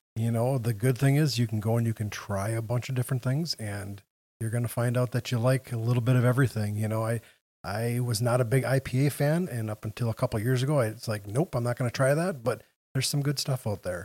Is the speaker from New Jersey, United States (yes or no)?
no; Wausau, Wisconsin, United States; moved away as an adult; now in Green Bay, United States; I grew up, I was born in Wausau, so right down in central Wisconsin.